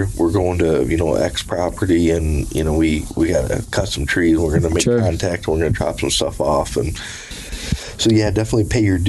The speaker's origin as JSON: {"language": "English", "region": "Michigan", "country": "United States", "said": "from Michigan. I'm here."}